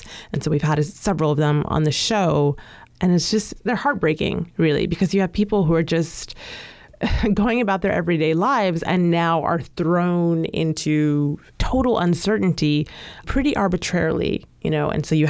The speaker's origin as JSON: {"language": "English", "country": "United States", "said": "I am African American, so this is my home."}